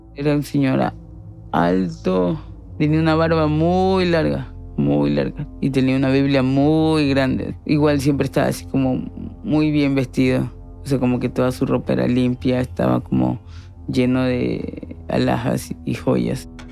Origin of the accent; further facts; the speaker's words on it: Guayaquil, Guayas, Ecuador; nací acá en Guayaquil